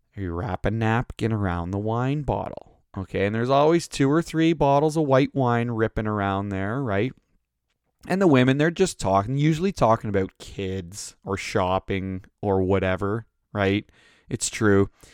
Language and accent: English; Canada; We're Canadian